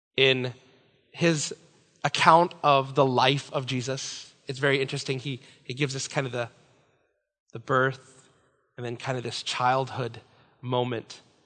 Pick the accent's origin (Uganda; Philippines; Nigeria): Philippines; I'm Filipino